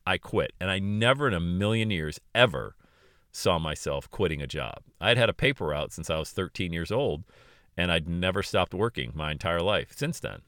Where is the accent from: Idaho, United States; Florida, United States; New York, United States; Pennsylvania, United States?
Pennsylvania, United States; Bradford; working at a country club in my hometown of Bradford, P